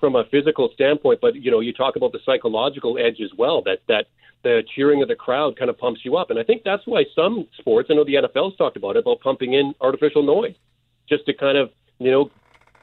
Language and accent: English; Canada; now in Miami, United States; I'm just a Canadian who lives down here